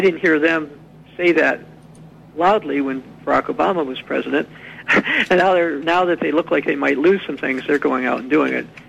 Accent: United States; I was an American

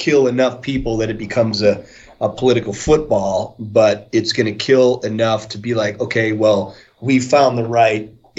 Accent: the North, United States; moved away as an adult; also born or lived in the West; I grew up, in the North

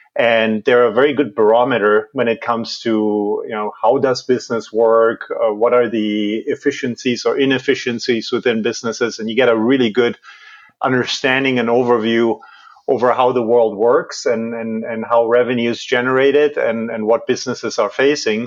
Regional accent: Germany; moved away as an adult; also born or lived in Washington D.C.; I was, I was born and raised in Germany.

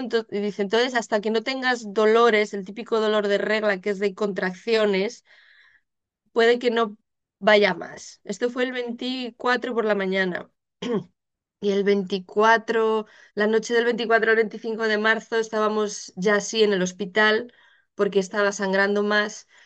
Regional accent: Spain; moved away as an adult; now in Netherlands; yo soy española, residente en Holanda desde hace ya casi 10 años.

